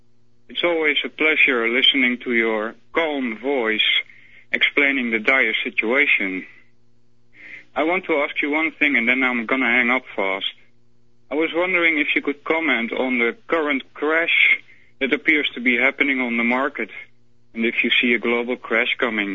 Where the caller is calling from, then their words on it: Netherlands; English is a second language; from the Netherlands.